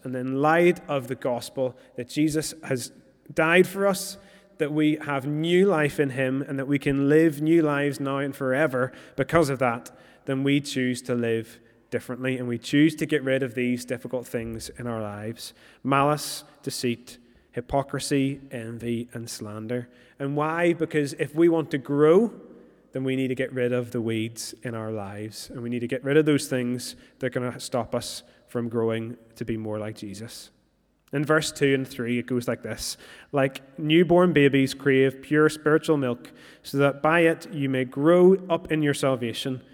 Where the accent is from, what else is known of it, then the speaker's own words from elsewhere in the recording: Moira, Northern Ireland, United Kingdom; moved away; I'm originally from Moira